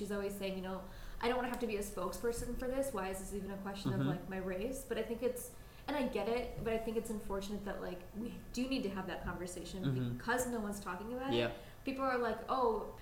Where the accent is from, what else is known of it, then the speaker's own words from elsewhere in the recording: United States; we were born and raised here, you know, we're American still